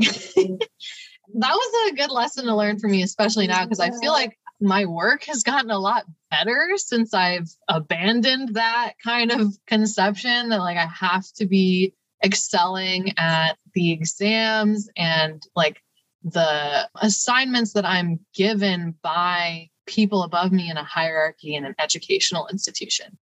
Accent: Cleveland, Ohio, United States; now in Columbus, United States; I'm also from Ohio. I was born outside of Cleveland

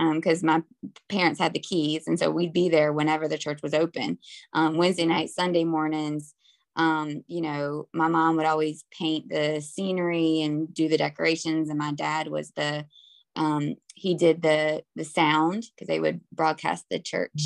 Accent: North Carolina, United States; also born or lived in Harlem, New York; now in New York, United States; I grew up in North Carolina, but I've been here for about 20 years

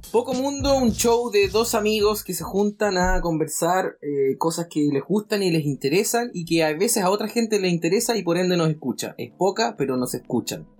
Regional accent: Patagonia, Chile; moved away; retornar a mi pueblo Patagón

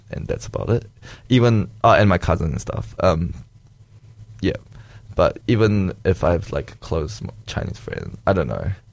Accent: New Zealand; also born or lived in Malaysia; for me, like what I felt like, it's growing up in Malaysia and growing up in New Zealand is quite different.

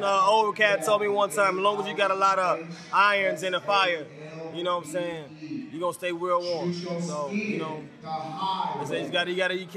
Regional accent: Charlotte, North Carolina, United States; accent: country; now in San Diego, United States; I'm from Charlotte, North Carolina

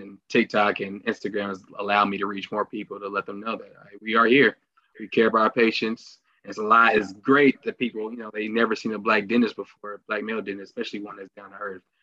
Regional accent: Indianapolis, Indiana, United States; I'm from Indianapolis, Indiana, born and raised

